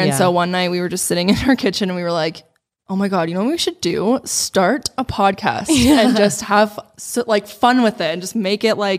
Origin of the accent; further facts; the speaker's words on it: Denver, Colorado, United States; we grew up in the Denver area together pretty much our whole lives